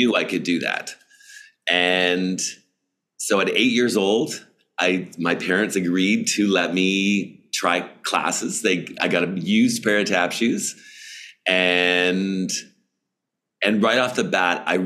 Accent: Toronto, Ontario, Canada; I grew up in Toronto.

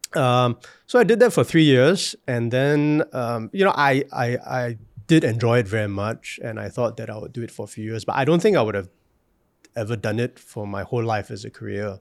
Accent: Singapore; moved away; as a Singaporean

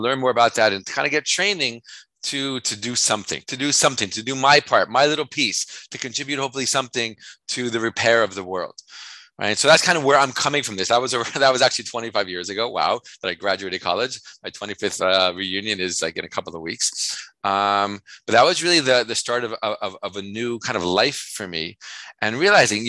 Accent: New York, United States; I'm from New York

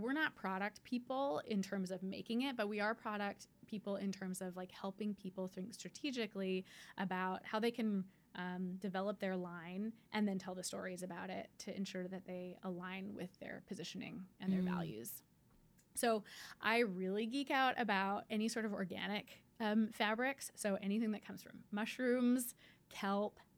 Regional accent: Canada; I'm Canadian.

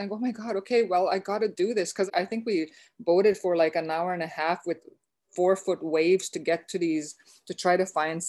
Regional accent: Beauval, Saskatchewan, Canada; I'm Métis, I'm from Beauval in Northern Saskatchewan.

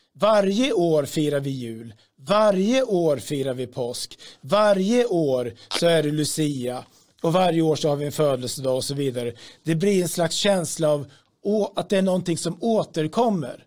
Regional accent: Sweden

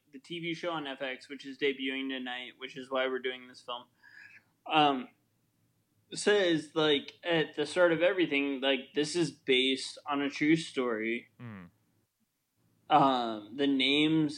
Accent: Midwest, United States; born or raised there; now in East Coast, United States

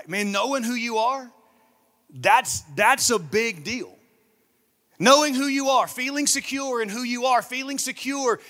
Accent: Saluda, South Carolina, United States; now in Augusta, United States; I'm actually from a small town in South Carolina, about an hour from here, called Saluda, South Carolina. That's where I'm from. It's where I was born. It's where I was raised. I grew up there on my parents' farm.

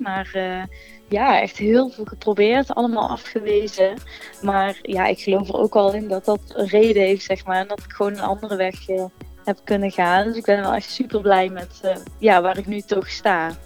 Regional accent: Gemert, North Brabant, Netherlands; ik kom uit Gemert, Zuidoost-Brabant

